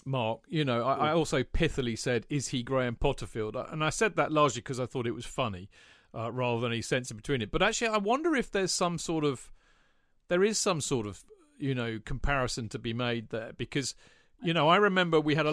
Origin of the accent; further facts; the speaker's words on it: Glasgow, Scotland, United Kingdom; I'm a Glaswegian.